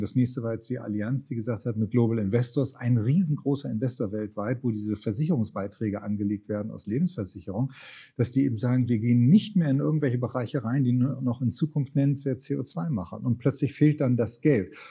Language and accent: German; Lübeck, Schleswig-Holstein, Germany; moved away; also born or lived in Brandenburg; in Lübeck, in meiner Heimatstadt